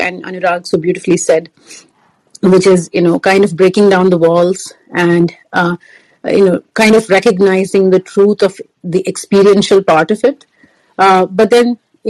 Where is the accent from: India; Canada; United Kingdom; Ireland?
India; now in United States; I live in the United States. I'm from India.